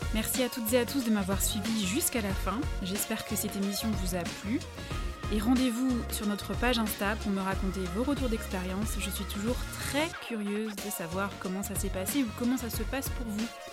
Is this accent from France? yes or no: yes; Alsace, Grand Est, France; accent: Alsatian; je suis alsacienne et je pense que ça doit s'entendre